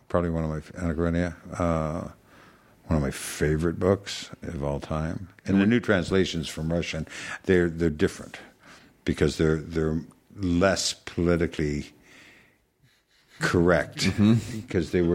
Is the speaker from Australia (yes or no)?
no; Canada; I I'm Canadian. I watch hockey.